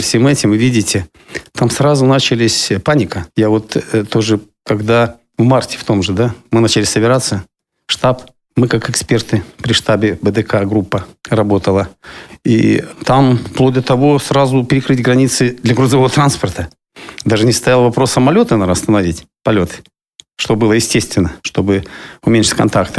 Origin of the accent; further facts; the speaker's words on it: Siberia, Russia; now in Kaliningrad, Russia; я человек из Сибири